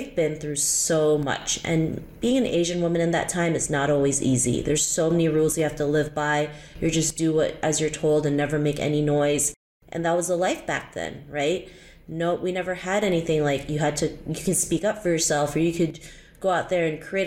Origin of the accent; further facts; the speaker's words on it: Canada; also born or lived in Philippines; I was actually born in the Philippines and moved to Canada when I was 7, but I actually moved back when I was 13 and then came back again when I was 16. So everything really started with growing up in Canada